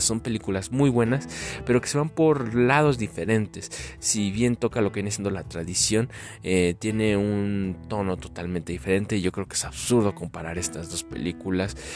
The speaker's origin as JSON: {"language": "Spanish", "country": "Mexico", "said": "nosotros como mexicanos"}